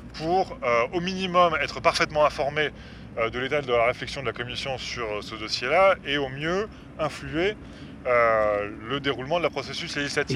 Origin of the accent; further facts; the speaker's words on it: France; moved away as an adult; now in Brussels, Belgium; je suis français d'origine, ça fait 10 ans que je vis ici.